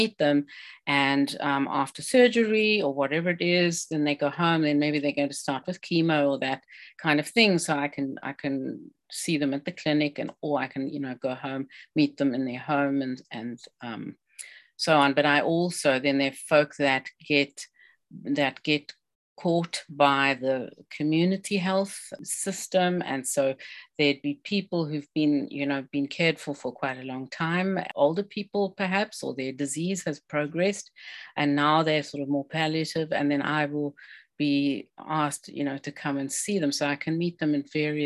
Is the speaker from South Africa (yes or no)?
yes; South Africa; now in British Columbia, Canada; I'm an immigrant. I'm a South African originally